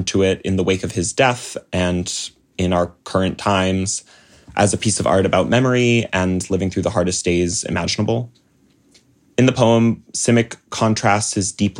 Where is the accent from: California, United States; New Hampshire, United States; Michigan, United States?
New Hampshire, United States; moved away; I'm from New Hampshire originally